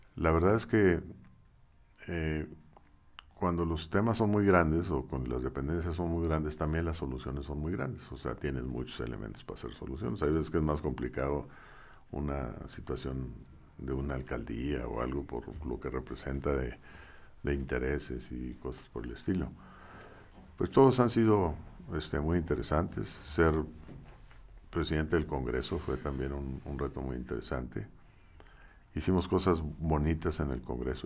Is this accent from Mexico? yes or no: yes; Saltillo, Coahuila, Mexico; yo estudié en el Colegio Zaragoza.